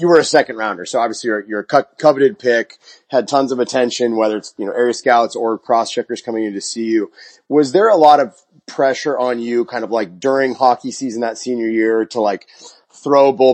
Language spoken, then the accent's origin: English; Maine, United States; I grew up in Maine